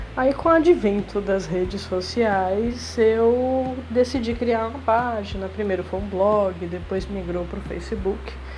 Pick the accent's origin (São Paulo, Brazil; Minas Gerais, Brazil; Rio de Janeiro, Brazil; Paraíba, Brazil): São Paulo, Brazil; Taiúva; moved away as an adult; also born or lived in Assis, São Paulo; a cidade que eu cresci chama Taiúva, fica localizada na microrregião de Ribeirão Preto, né, no interior de São Paulo.